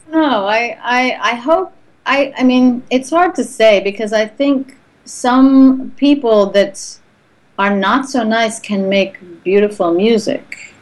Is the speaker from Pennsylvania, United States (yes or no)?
yes; Bucks County, Pennsylvania, United States; also born or lived in Doylestown / New Hope / Forest Grove; now in Los Angeles, United States; I live in LA now, but I'm from Pennsylvania.